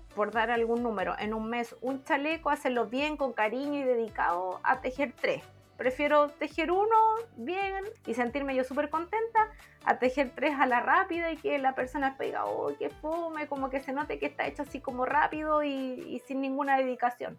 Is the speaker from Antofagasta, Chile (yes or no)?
no; Villa Alemana, Valparaíso, Chile; yo soy de Villa Alemana